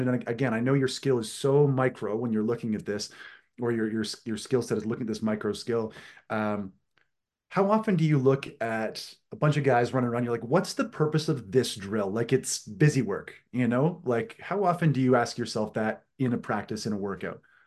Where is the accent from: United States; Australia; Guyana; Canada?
Canada; East Coast of Canada, Atlantic Canada; I am from the East Coast of Canada, which for all you, uh, Americans listening, if you go to Maine and keep going east, uh, that's where I live.